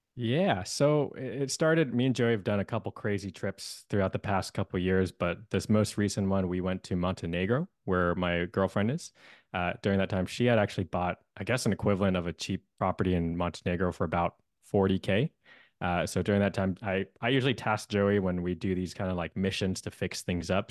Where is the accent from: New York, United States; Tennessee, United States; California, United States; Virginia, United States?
California, United States; Bay Area; also born or lived in Hawaii; I'm born and raised in the Bay Area.